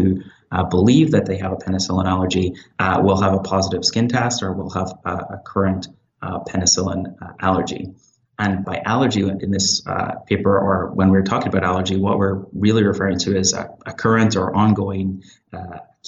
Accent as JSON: {"language": "English", "region": "Northern Ireland", "country": "United Kingdom", "also_born_or_lived": "Belfast, United Kingdom", "moved": "as an adult", "lives_now": "Hamilton, Canada", "said": "I'm originally from Northern Ireland. I completed my medical school in Queen's University, Belfast, and worked in the NHS for about 4 years before I started my internal medicine residency at McMaster University in Hamilton."}